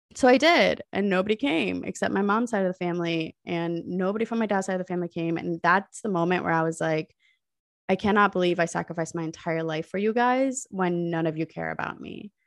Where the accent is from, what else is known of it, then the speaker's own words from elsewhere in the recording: United States; was born and raised in America, but my parents are from Pakistan